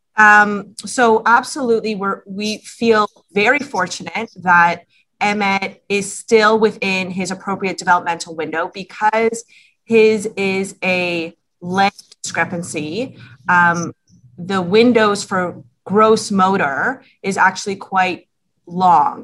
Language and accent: English; Toronto, Ontario, Canada; we're both from Toronto, families are here